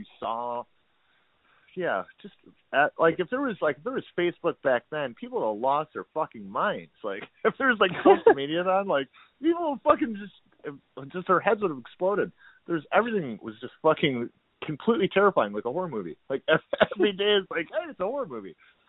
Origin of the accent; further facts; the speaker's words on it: Toledo, Ohio, United States; now in Detroit, United States; yeah, I'm from Toledo, Ohio, and we came up here in 1998